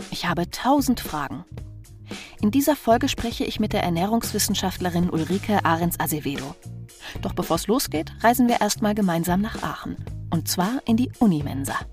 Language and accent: German; France; German is a second language; Ich komme aus Frankreich.